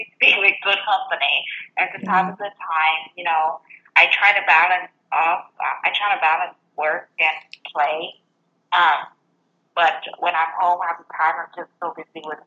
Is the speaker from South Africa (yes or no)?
no; Vietnam; English is a second language; moved away as an adult; now in United States; I came from Vietnam